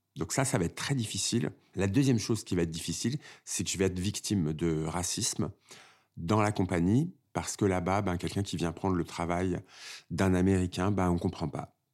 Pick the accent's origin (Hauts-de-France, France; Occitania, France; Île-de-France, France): Île-de-France, France; Créteil; Je suis né à Créteil, en banlieue parisienne, d'une famille euh, algérienne